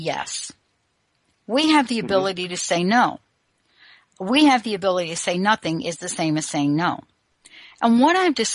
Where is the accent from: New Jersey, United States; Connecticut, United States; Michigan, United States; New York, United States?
New York, United States; New York City; I come from the Bronx